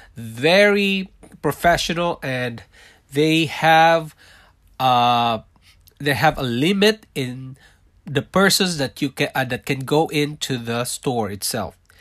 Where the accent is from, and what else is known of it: Philippines; born or raised there; moved away as an adult; also born or lived in Singapore; now in Toronto, Canada